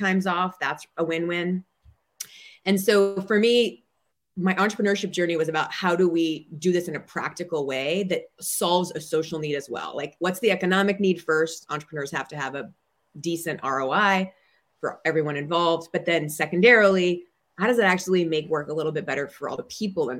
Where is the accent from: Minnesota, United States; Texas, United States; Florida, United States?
Minnesota, United States; moved away as an adult; also born or lived in New York; now in Bay Area, United States; I'm from Minnesota. And so I say things like you betcha and hot dish